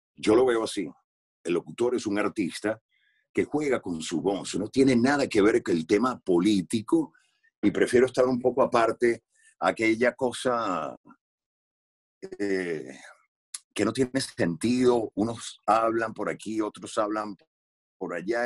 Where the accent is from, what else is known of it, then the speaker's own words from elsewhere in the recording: Venezuela; moved away as an adult; yo me fui de Venezuela hace 18 años